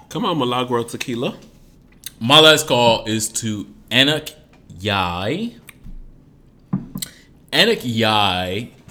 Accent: Detroit, Michigan, United States; I'm from Detroit

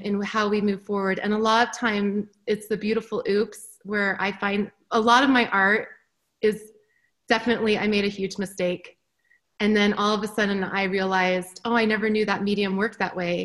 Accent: Park City, Utah, United States; moved away as an adult; also born or lived in Chicago; I grew up in Park City. I breathe Park City. I am like a mountain girl through and through

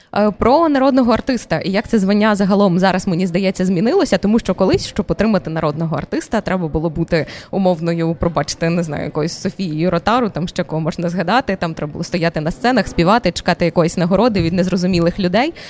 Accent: Berdychiv, Zhytomyr Oblast, Ukraine; Я з Житомирської області дуже близько. Це місто Бердичів

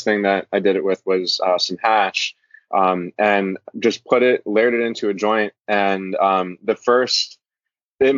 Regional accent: Florida, United States; moved away as an adult; also born or lived in Norway / California; now in Hawaii, United States; I moved from Norway to Florida when I was a kid and lived there until I went to college

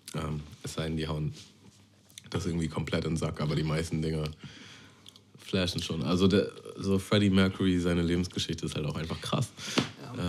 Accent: Germany; Ich bin ja nicht direkt in Hamburg groß geworden. In Hamburg? Ich bin in so einem Vorort groß geworden.

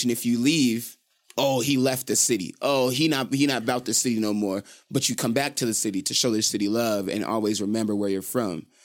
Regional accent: Salt Lake City, Utah, United States; I'm from Rose Park.

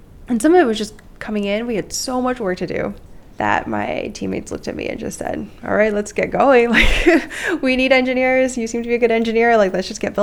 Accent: the Bay Area, California, United States; also born or lived in Mountain View; I grew up in the Bay Area.

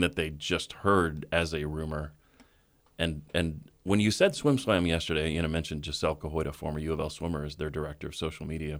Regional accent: Colorado, United States; now in Louisville, United States; growing up in Colorado

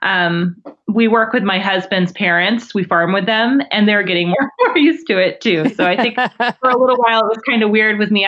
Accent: Alaska, United States; now in Oregon, United States; I'm a transplant. I'm from Alaska.

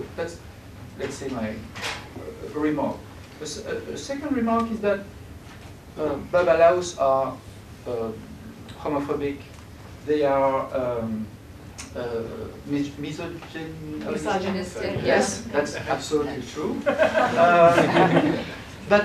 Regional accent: France; English is a second language; I'm from France

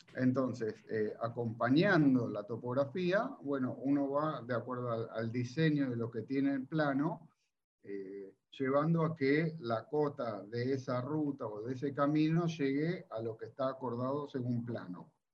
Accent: Olivos, Buenos Aires Province, Argentina; yo soy de, de Olivos

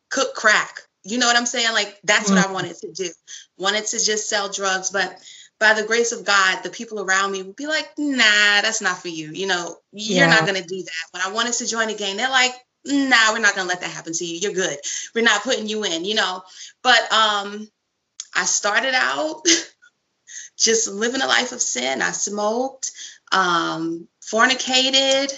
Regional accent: New York City, New York, United States; I come from Brooklyn. I come from a pretty good family, but I still lived in Brooklyn

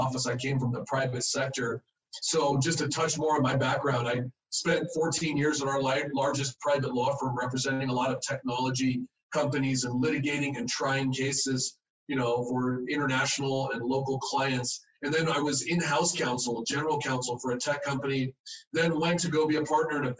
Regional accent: Los Angeles, California, United States; also born or lived in San Fernando Valley / Hawaii; now in Utah, United States; I was born in Southern California. If any of you have been by the airport, LAX, and seen a big donut, kind of iconic Randy's donut there, a landmark that's right there on La Cienega, where I was raised

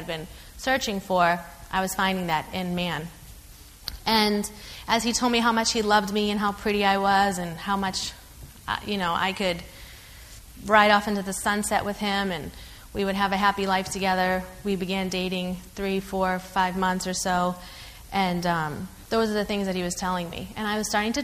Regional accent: North Shore, Massachusetts, United States; also born or lived in Cambridge, Massachusetts; I'm from the North Shore area. Okay, Revere, Saugus, Peabody

